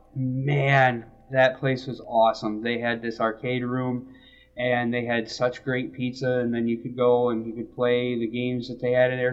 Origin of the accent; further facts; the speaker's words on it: Michigan, United States; also born or lived in Alabama; I grew up in Michigan. Um, I did move to Alabama